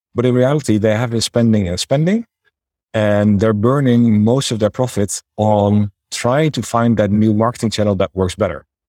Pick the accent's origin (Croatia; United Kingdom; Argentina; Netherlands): Netherlands; accent: Dutch; moved away as an adult; also born or lived in China / Thailand; now in Budapest, Hungary; As you can probably tell by my name and my accent, I am Dutch